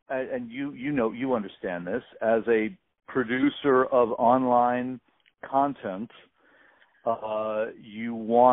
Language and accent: English; New York City, New York, United States; Growing up in Brooklyn, awkward kid obsessed with music.